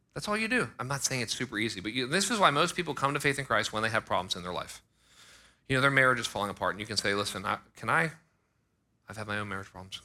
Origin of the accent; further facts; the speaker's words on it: United States; I was born in America